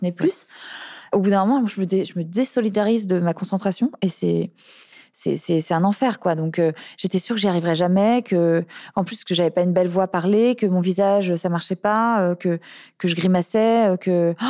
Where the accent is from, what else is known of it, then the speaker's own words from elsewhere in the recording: Cosne-sur-Loire, Bourgogne-Franche-Comté, France; moved away; je suis née à Cône-sur-Loire, mon père habite toujours là-bas